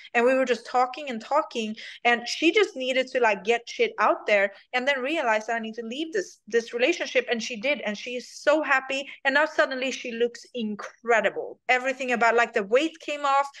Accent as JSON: {"language": "English", "country": "Sweden", "second_language": "English", "moved": "as an adult", "lives_now": "United States", "said": "I'm from Sweden"}